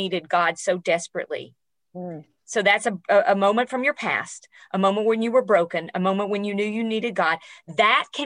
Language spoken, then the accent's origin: English; Tennessee, United States; moved away; also born or lived in New York City; I'm a girl from Tennessee